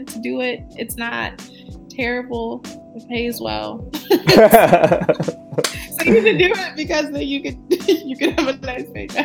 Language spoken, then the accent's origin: English; Michigan, United States; now in San Francisco Bay Area, United States; I'm from Michigan